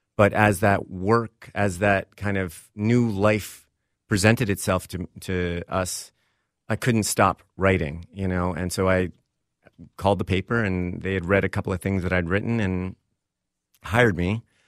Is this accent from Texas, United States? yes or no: yes; Texas, United States; born or raised there; moved away as an adult; also born or lived in Vermont / Hollywood